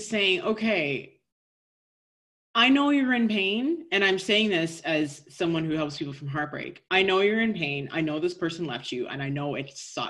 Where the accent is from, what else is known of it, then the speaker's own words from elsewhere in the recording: Canada; we're both Canadian